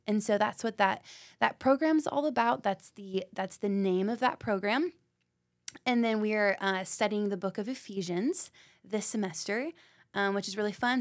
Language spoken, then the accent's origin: English; Knoxville, Tennessee, United States; I am born and raised in Knoxville, Tennessee.